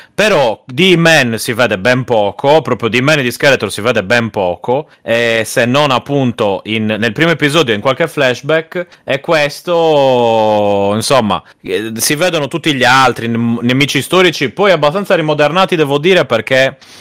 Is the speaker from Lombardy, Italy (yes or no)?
no; Sardinia, Italy; essendo sardo